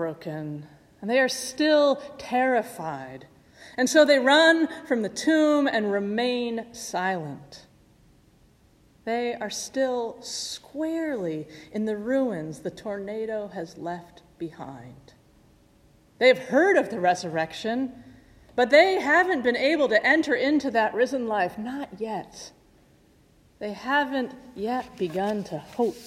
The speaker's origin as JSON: {"language": "English", "region": "Midwest", "country": "United States", "tie": "born or raised there", "moved": "yes", "said": "Growing up in the Midwest"}